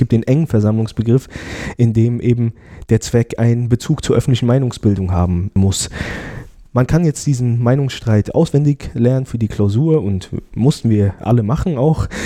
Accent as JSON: {"language": "German", "town": "Frankfurt", "region": "Hesse", "country": "Germany", "tie": "born there", "moved": "as an adult", "said": "also ich bin äh, gebürtiger Frankfurter und bin zum Studium nach Freiburg gegangen"}